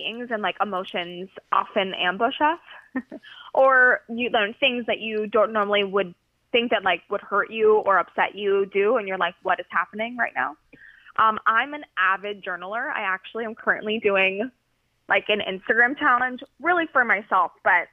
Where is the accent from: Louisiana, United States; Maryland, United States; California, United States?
California, United States; now in New York, United States; I'm from California. So my mom is right now 3 hours behind me